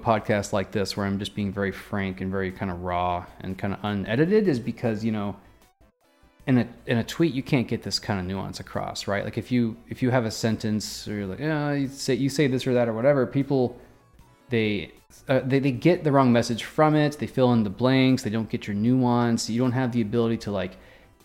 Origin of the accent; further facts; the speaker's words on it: Midwest, United States; I was born in the Midwest